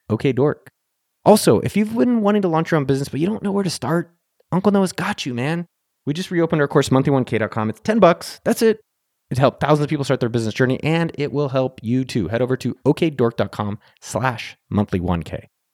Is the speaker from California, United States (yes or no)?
yes; Silicon Valley, California, United States; I'm from Silicon Valley